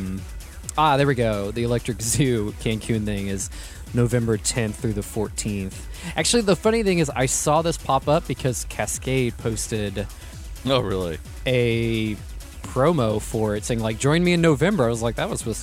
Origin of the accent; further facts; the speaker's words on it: United States; as an American